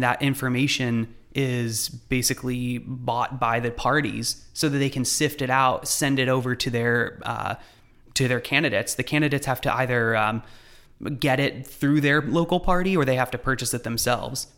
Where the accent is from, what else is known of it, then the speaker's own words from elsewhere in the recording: Lexington, Kentucky, United States; moved away as an adult; we're from Lexington